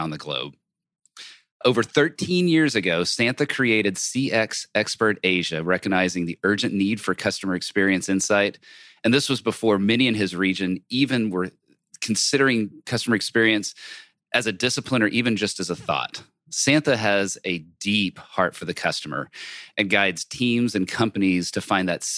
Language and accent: English; Texas, United States; I'm from Texas